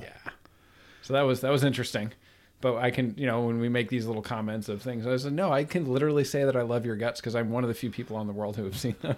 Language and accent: English; Troy, New York, United States; now in Virginia, United States; I'm from Troy, New York, near Albany